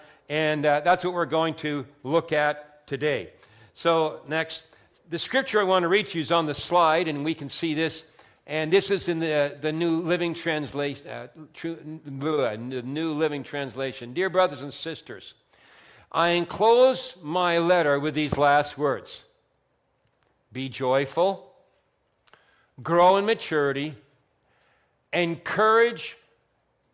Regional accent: Vineland, Ontario, Canada; I grew up in Vineland

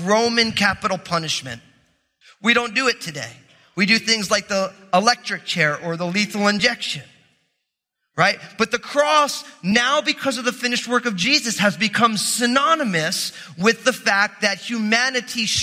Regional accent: New Jersey, United States; I'm from New Jersey, which means I'm all messed up

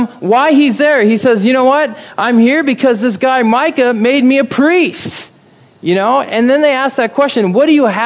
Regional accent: Midwest, United States; moved away; growing up in the Midwest

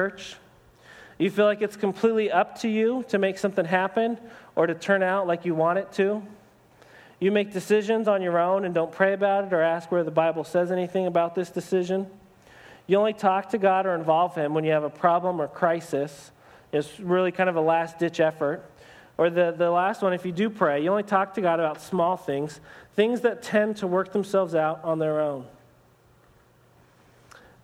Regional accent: United States; for us as American Christians

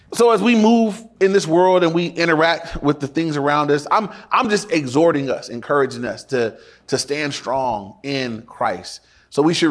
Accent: Inglewood, California, United States; When I went to my dad's house for the weekend, that was in Inglewood too

